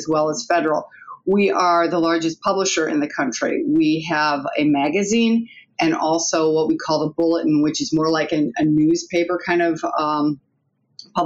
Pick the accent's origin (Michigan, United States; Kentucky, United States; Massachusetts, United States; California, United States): Michigan, United States; Detroit; accent: Michigan twang; moved away; I'm from Detroit